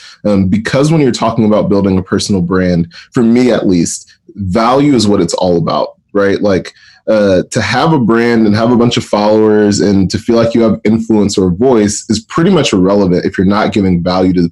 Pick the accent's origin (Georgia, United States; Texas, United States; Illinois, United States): Georgia, United States; Atlanta; I'm based out of Atlanta, Georgia, actually born and raised in Atlanta